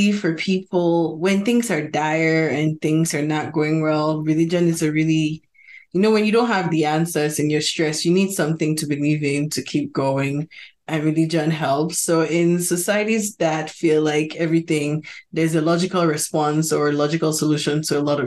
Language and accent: English; Cameroon; moved away; the Cameroon we grew up with. Growing up in Cameroon